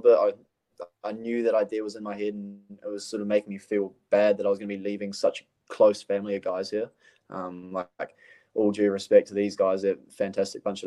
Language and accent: English; Auckland, New Zealand; moved away as an adult; my hometown club, Birkenhead United